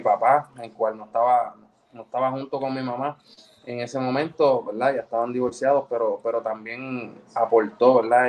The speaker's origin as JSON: {"language": "Spanish", "town": "Ponce", "country": "Puerto Rico", "tie": "born or raised there", "also_born_or_lived": "Guaynabo / United States", "moved": "as an adult", "said": "soy nacido y criado en Ponce"}